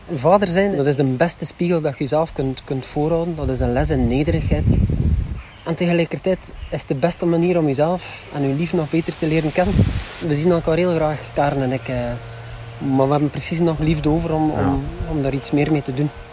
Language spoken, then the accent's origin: Dutch; Flanders, Belgium; We zijn Vlamingen. Ja. Vlamingen zijn moeilijke babbelers